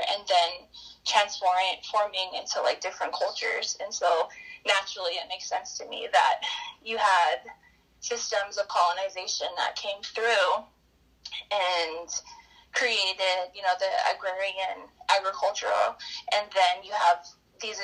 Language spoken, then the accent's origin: English; southeastern Montana, United States; also born or lived in Yakima Valley, Washington; now in Cody, Wyoming, United States; my father's family is from the Crow tribe of southeastern Montana, where I was born